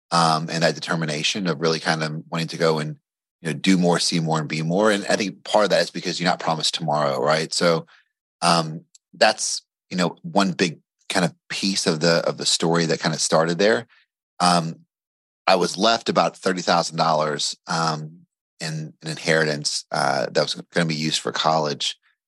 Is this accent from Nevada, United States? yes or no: no; Bardstown, Kentucky, United States; Bardstown, Kentucky, which is like the bourbon capital of the world. So Maker's Mark, Jim Beam, all that is, in my hometown. So, you know, grew up there, you know, mostly a normal upbringing.